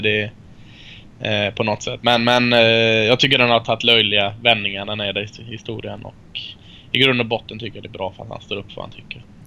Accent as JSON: {"language": "Swedish", "country": "Sweden", "said": "Jag är från Sverige."}